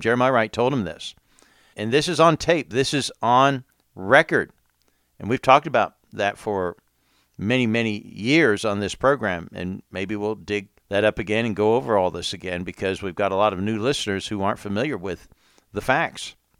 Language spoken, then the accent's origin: English; England, United Kingdom; moved away; now I grew up in England as well